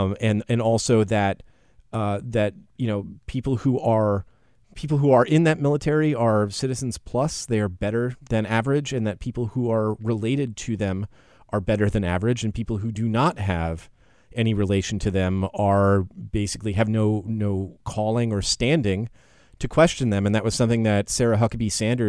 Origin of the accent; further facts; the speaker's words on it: Russia; growing up in Russia, where we venerated the dead heroes